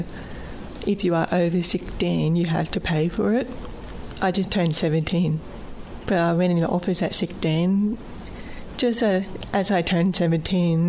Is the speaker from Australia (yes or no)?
yes; Bundaberg, Queensland, Australia; my hometown, Bundaberg. I was still at school